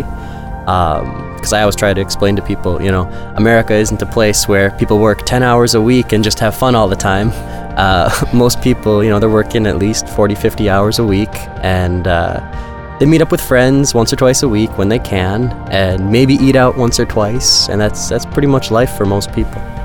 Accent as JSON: {"language": "English", "region": "Midwest", "country": "United States", "moved": "as an adult", "lives_now": "Kharkiv, Ukraine", "said": "I come from the Midwest"}